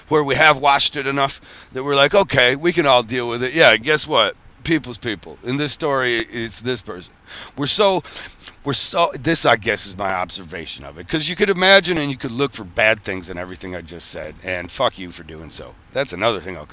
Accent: Michigan, United States; I'm from Michigan.

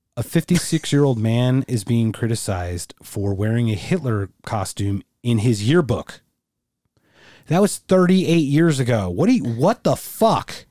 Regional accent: United States; I'm a first generation American. I was born here, but my parents were both born in Germany.

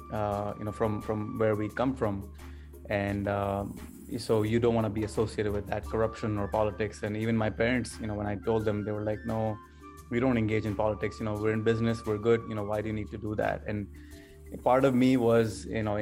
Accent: Canada; moved away as an adult; also born or lived in Pakistan; now in United States; I was born in Pakistan and moved to Canada when I was 10 years old with my family for better business and better educational opportunities, and then subsequently moved to the United States in 1999. So I was about 19 years old.

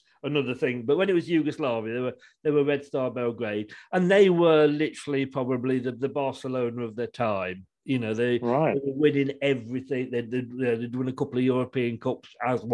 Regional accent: Leicester, East Midlands, United Kingdom; I was born and bred in Evington, which is just like, you know, part of Leicester. So yeah, I'm a Leicester lad.

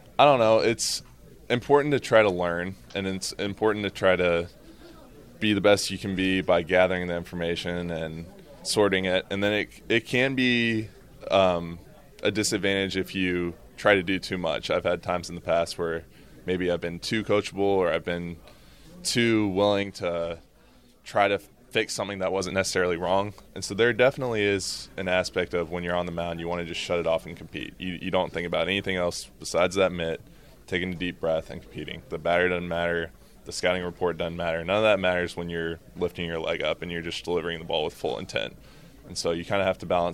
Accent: Texas, United States; I'm from Texas, and so there's a pretty heavy singer-songwriter tradition there

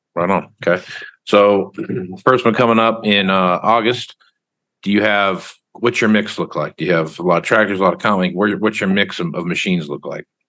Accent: Wichita, Kansas, United States; I'm from Wichita, Kansas

